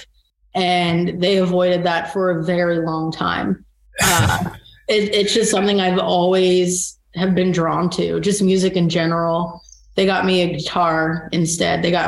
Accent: Baltimore, Maryland, United States; moved away as an adult; also born or lived in Jersey City; now in Kansas City, United States; growing up in Baltimore

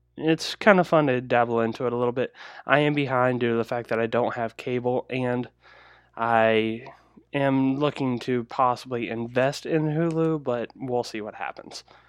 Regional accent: Cincinnati area, Northern Kentucky, United States; I am actually from the North Kentucky, Cincinnati area

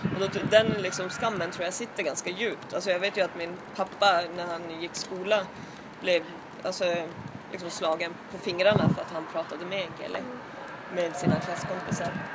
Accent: Kangos, Norrbotten County, Sweden; moved away as an adult; now in Stockholm, Sweden; jag är uppvuxen i eh, Tornedalen i en by som heter Kangos

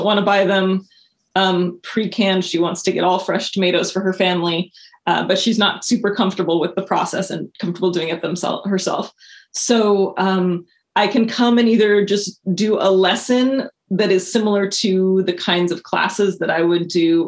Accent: Montana, United States; moved away as an adult; now in Portland, United States; I moved out here right after my 18th birthday. I grew up in Montana.

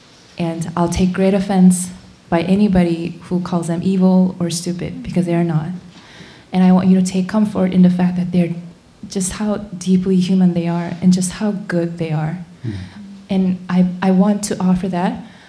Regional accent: South Korea; Having come from South Korea, I am deeply concerned for the safety of my home country.

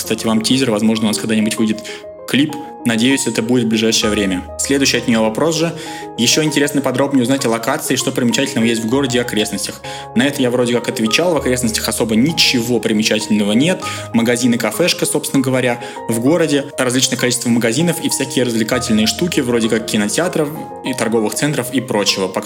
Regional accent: Russia; Причем у меня на лице не написано, что я русский. Меня частенько спрашивали, типа, откуда ты? Я говорю, я из России.

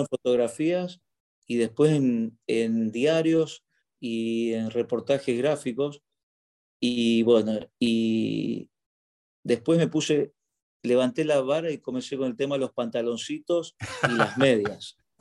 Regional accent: Argentina; moved away as an adult; also born or lived in Egypt; now in Doha, Qatar; me fui de Argentina el año 2002, bueno, por razones que todos sabemos, la crisis económica en nuestro país

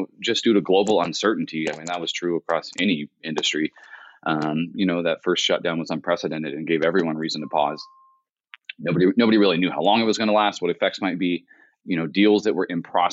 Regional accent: Central California, United States; I grew up here in Central California

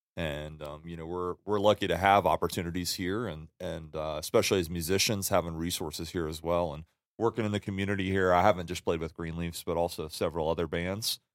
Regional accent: New Orleans, Louisiana, United States; now in Salt Lake City, United States; born and raised in Louisiana.

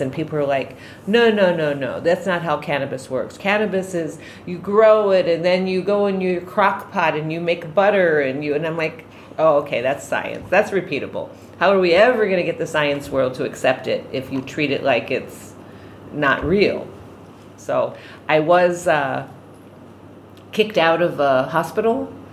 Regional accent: Bodega Bay, California, United States; I'm from Bodega Bay, California

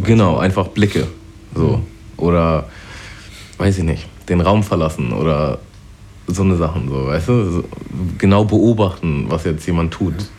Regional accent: Germany; da wo ich aufgewachsen bin, das war halt schon so ein Vorort und da waren eigentlich auch nur Weiße und äh, ja, also nur Deutsche auch eigentlich. Aber gerade dadurch, dass es auch so nah an Harburg war

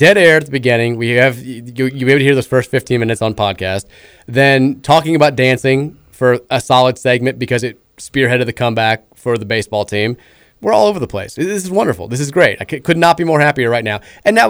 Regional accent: Louisville, Kentucky, United States; We're from Louisville.

